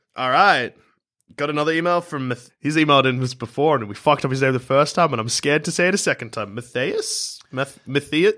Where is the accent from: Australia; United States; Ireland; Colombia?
Australia; Melbourne, Victoria; I grew up in South Melbourne